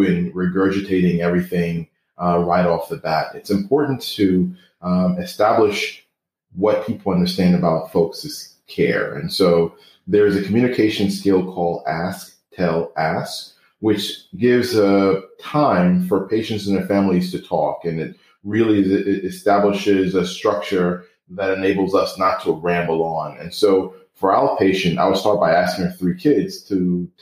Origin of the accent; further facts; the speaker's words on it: New York, United States; as a New Yorker.